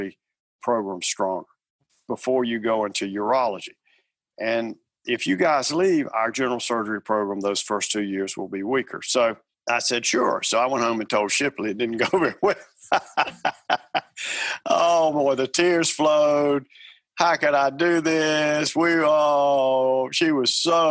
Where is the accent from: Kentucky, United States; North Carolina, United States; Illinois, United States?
North Carolina, United States; I'm from North Carolina